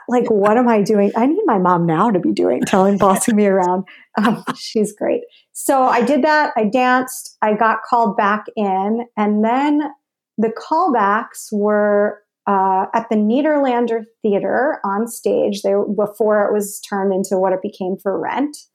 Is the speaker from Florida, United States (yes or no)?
no; Larchmont, New York, United States; I grew up in Larchmont, New